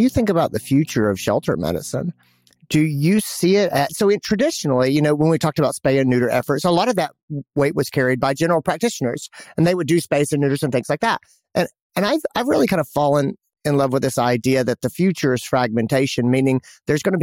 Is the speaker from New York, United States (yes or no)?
no; Greenville, South Carolina, United States; my hometown, Greenville, South Carolina